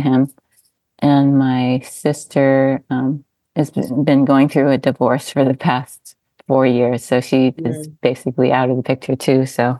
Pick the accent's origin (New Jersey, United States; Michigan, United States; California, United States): California, United States; Southern; moved away as an adult; now in Hawaii, United States; I was raised in Southern California